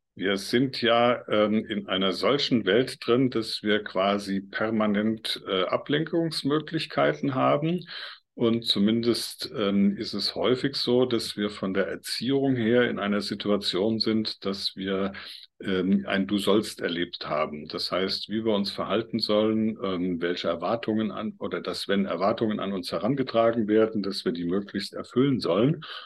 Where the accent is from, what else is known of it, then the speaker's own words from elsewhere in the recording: Mainz Basin, lower Nahe, near Bingen am Rhein, Rhineland-Palatinate, Germany; Ich komme ja hier aus der Region Mainzer Becken, unterer äh, Nahelauf in der Nähe von Bingen am Rhein